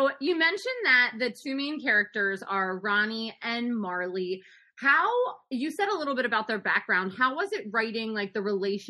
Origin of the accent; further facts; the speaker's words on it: Baltimore, Maryland, United States; we're from Baltimore